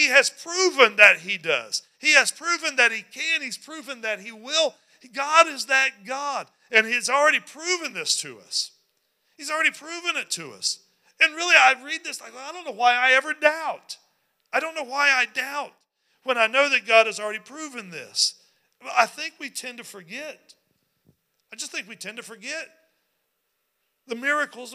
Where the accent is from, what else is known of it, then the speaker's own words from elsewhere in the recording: West Virginia, United States; moved away; I grew up in West Virginia